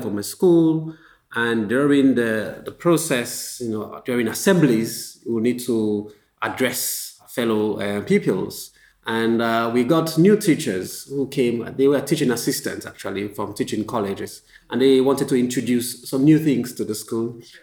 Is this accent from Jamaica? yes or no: no; Freetown, Western Area, Sierra Leone; also born or lived in London, United Kingdom; now in Accra, Ghana; So I'm a Sierra Leonean. I come from Freetown, Sierra Leone.